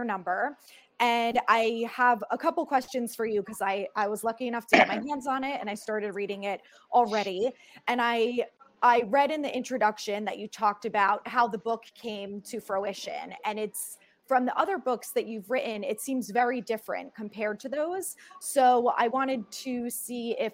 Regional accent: Northern New Jersey, United States; I grew up in Northern New Jersey

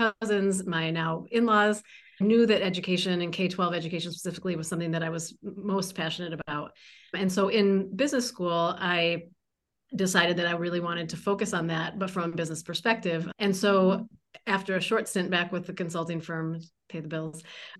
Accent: Ann Arbor, Michigan, United States; I grew up in Ann Arbor, Michigan.

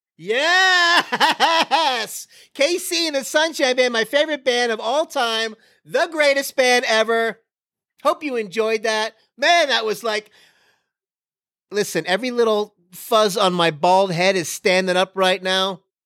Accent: Florida, United States; I grew up in Florida

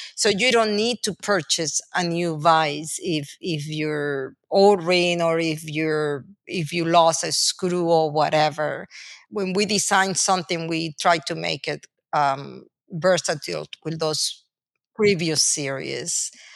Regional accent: Venezuela; English is a second language; moved away as an adult; now in United States; I'm a foreigner. I was born and raised in Venezuela. I came to college through the United States

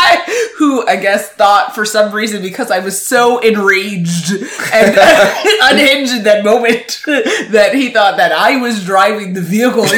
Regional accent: New York, United States; We're from New York, if you know anything about New York, you know that it is a very interesting arena to live and grow up

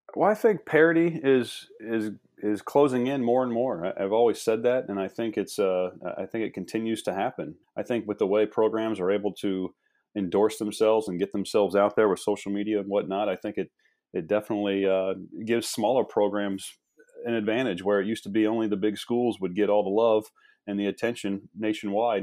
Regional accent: Midwest, United States; moved away as an adult; also born or lived in East Coast; I'm from the Midwest

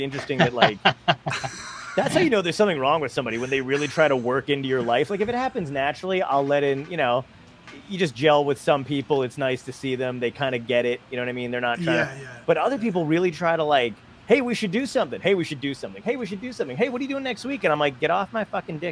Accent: New York City, New York, United States; moved away; I'm from Borough Park, so there you go. I'm born in Brooklyn, lived there for a little bit.

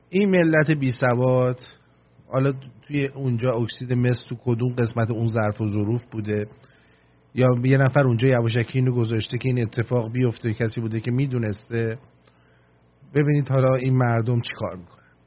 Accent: Iran; moved away; منم ایرانیم منم زندگیم از به باد رفته توی اون مملکت

